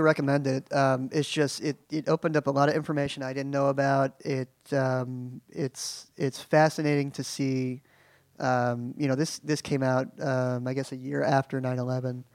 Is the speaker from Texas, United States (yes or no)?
no; Oklahoma City, Oklahoma, United States; moved away; I grew up in Oklahoma City